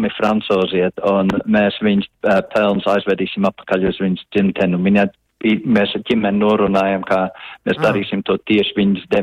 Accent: Latvia; latvieši, kas izveidoja folkloras kopu jau 83. gadā.

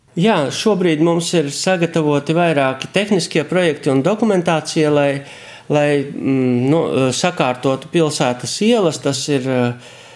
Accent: Varakļāni, Latgale, Latvia; accent: Latgalian; mēs nezinu, runājam latgaliski

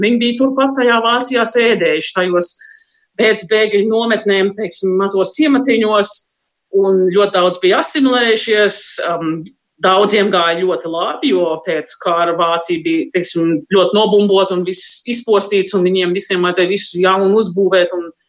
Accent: United States; mēs uzaugām Amerikā, Amerikas brīvības vērtībām

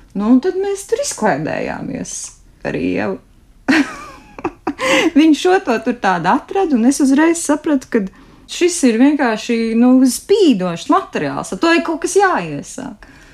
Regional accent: Bauska Municipality, Latvia; Un es arī esmu dzimusi un augusi Bauskas novadā

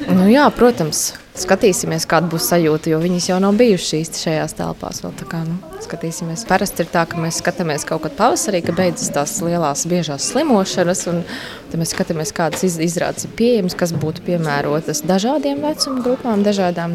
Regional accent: Jelgava, Latvia; moved away; Gavā dzīvojām. Nu, vismaz es esmu nākusi no Jāgavas

